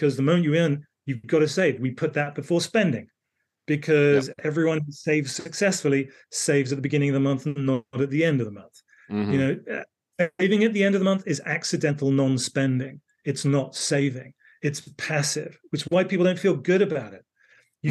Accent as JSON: {"language": "English", "area": "the Cotswolds", "region": "South West England", "country": "United Kingdom", "tie": "born or raised there", "said": "I grew up in the Cotswolds in the UK."}